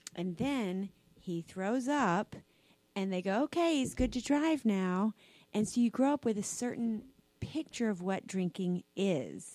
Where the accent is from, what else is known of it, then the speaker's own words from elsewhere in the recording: South Carolina, United States; I grew up in South Carolina, Southern Baptist